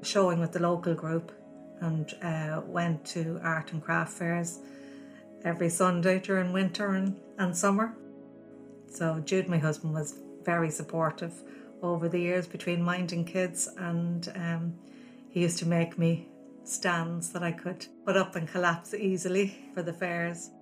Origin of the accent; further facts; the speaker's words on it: Navan, Leinster, Ireland; I grew up in Navan, one of 12 children.